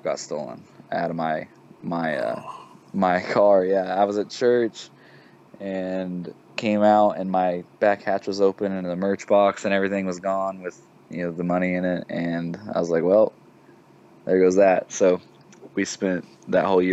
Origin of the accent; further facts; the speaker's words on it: Chautauqua, Kansas, United States; moved away as an adult; also born or lived in Oklahoma; now in Fort Smith, United States; I'm from Chautauqua, Kansas, and it's like literally 20 minutes from all three of those states